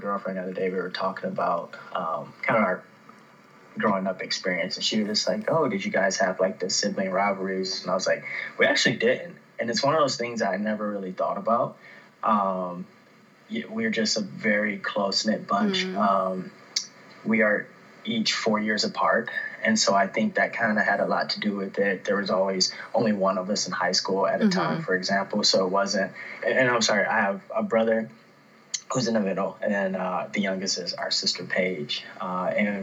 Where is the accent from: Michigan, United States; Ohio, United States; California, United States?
Michigan, United States; Detroit; also born or lived in Fraser, Michigan; now in Phoenix, United States; I am originally from Detroit.